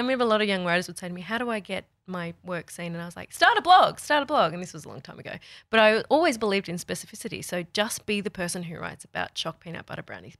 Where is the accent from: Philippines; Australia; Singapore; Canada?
Australia; we're Aussie